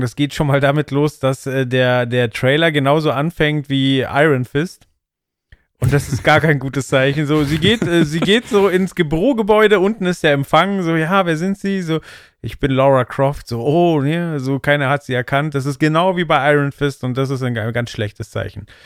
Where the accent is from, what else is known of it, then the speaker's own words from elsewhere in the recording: Germany; ich als Deutscher